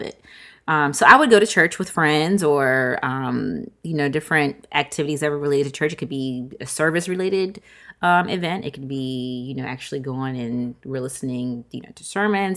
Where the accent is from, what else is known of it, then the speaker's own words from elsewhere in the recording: Virginia, United States; I'm from Virginia